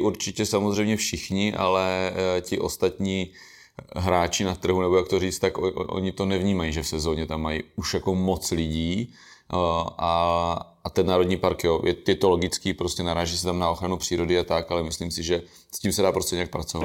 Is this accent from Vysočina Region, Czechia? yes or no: no; Brno-Country District, South Moravian Region, Czechia; já jsem z Brno venkova